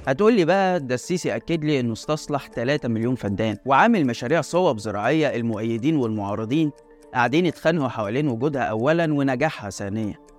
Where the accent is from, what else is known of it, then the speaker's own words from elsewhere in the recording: Egypt; إحنا كمواطنين مصريين